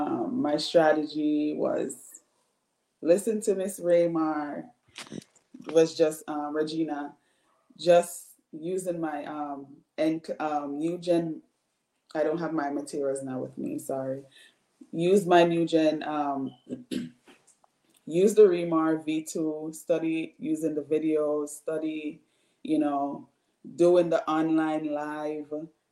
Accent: Bridgeport, Connecticut, United States; I'm from Bridgeport, Connecticut.

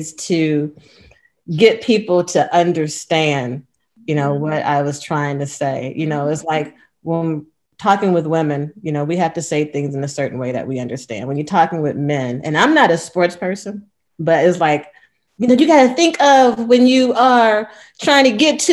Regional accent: Cleveland, Ohio, United States; moved away as an adult; now in California, United States; I was born and raised in Cleveland

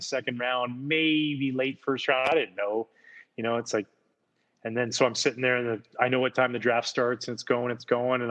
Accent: outside of Vancouver, British Columbia, Canada; my little town I grew up in outside of Vancouver, you have to take a ferry that goes there.

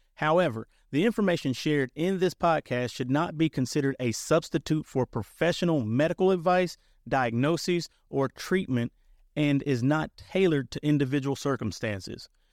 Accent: Lexington, Kentucky, United States; I was born in Lexington, Kentucky, and life began for me in the East End projects of Lexington, Kentucky

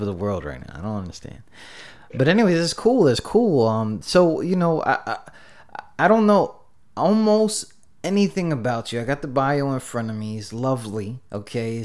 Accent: New York, United States; I'm from New York

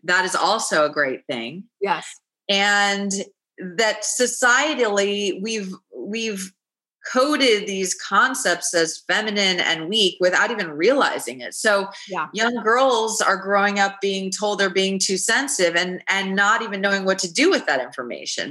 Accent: Los Angeles, California, United States; I grew up in Los Angeles

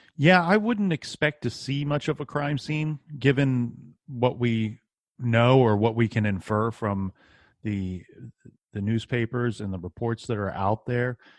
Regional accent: Columbus, Ohio, United States; I'm from Columbus, Ohio

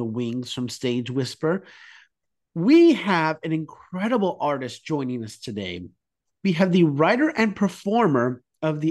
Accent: Utah, United States; moved away; We're both from Utah

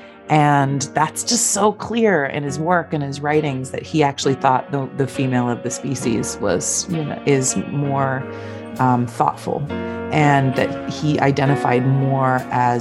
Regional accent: Seattle, Washington, United States; Growing up in Seattle

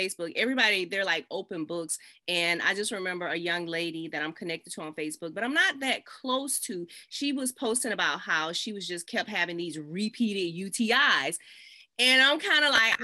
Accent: the South, United States; I'm from the South. I'm showing my Southern roots

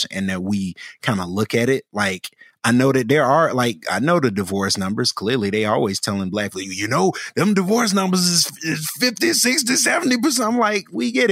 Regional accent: Birmingham, Alabama, United States; I'm from Birmingham, and, you know, I grew up seeing a lot of older Black folk

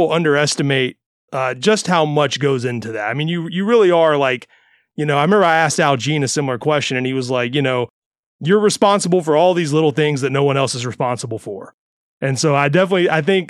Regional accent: Mississippi, United States; now in Florida, United States; I grew up in Mississippi instead of Florida.

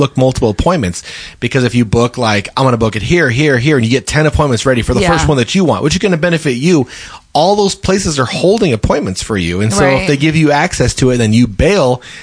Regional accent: Colorado, United States; when I grew up in Colorado

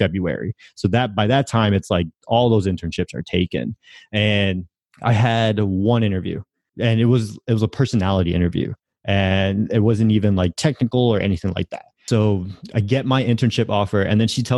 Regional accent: Connecticut, United States; And the Hartford is the city next to where I grew up.

